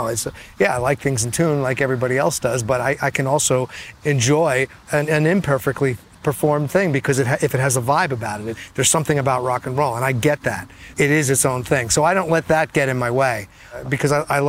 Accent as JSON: {"language": "English", "town": "Edison", "region": "New Jersey", "country": "United States", "tie": "born or raised there", "said": "I grew up in Edison, New Jersey"}